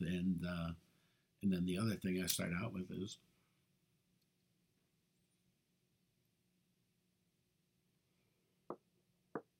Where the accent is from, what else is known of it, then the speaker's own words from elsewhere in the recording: United States; They're going to call me a Yank